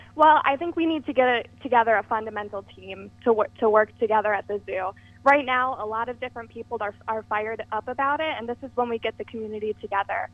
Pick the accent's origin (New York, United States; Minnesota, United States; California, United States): New York, United States; Watertown; I'm a Watertown New Yorker, born and raised